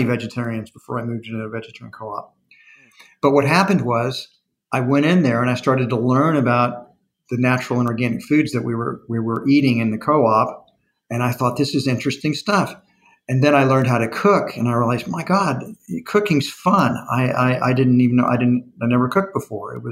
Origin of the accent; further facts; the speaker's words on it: Texas, United States; I'm a Texan